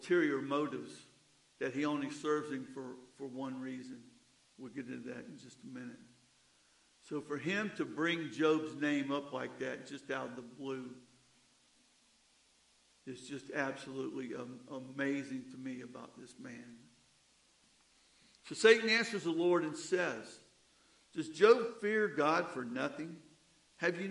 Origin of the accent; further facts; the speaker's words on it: the South, United States; Growing up in the South, along the riverbanks